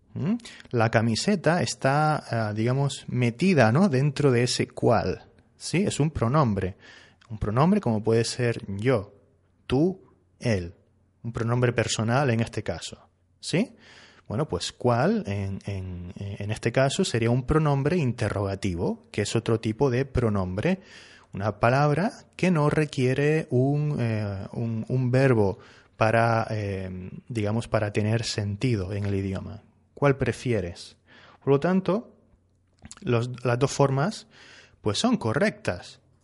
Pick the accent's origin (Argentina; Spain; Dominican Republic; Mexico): Spain; Yo soy español, ¿sí? Y aquí en España eh, usamos que más sustantivo.